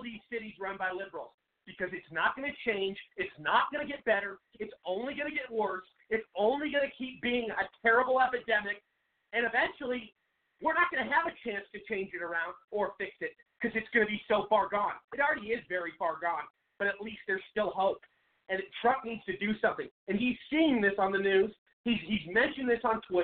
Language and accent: English; Seattle, Washington, United States; moved away as an adult; now in Arizona, United States; I'm from Seattle. I grew up there